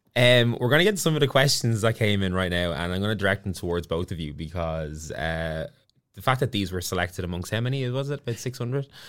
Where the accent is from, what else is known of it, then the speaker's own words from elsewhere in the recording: Ireland; accent: Irish; I'm Irish